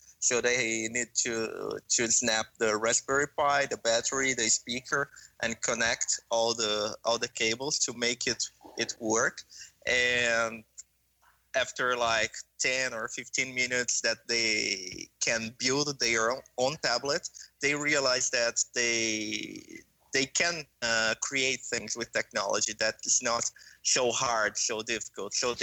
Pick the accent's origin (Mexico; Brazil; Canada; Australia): Brazil; I was born and raised in Brazil